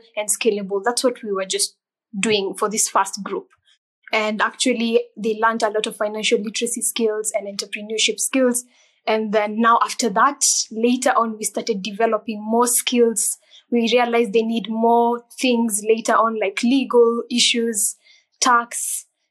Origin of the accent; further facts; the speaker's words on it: Kenya; I am from Kenya